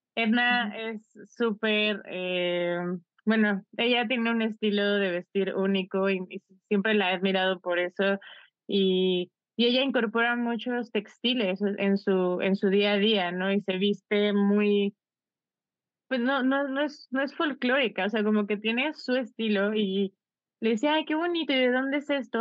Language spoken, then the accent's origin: Spanish; Mexico; nosotros como mexicanos